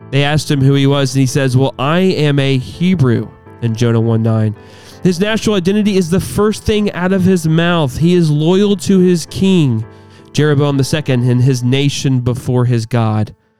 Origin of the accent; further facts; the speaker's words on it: United States; As American Christians